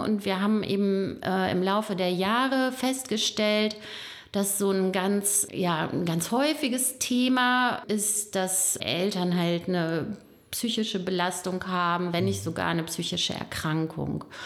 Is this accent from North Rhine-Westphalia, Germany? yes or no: yes; Bonn, North Rhine-Westphalia, Germany; moved away; also born or lived in Hersel; Ich bin in Bonn geboren, lebe aber äh, mit meiner Familie in Hersel, bin auch nicht mein ganzes Leben in Bonn gewesen, aber irgendwann dann wieder hier gelandet